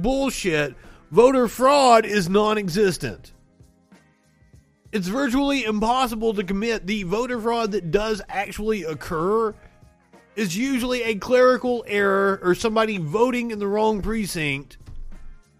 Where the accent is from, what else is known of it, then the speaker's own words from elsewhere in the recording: Kentucky, United States; I'm from Kentucky.